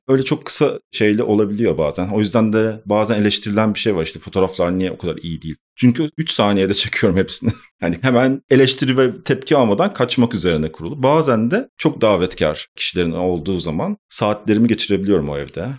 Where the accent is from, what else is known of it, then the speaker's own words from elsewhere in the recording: Istanbul, Turkey; Ben İstanbul doğumluyum zaten. İstanbul'da hep yaşadım. İstanbul Etiler'de geçti benim çocukluğum.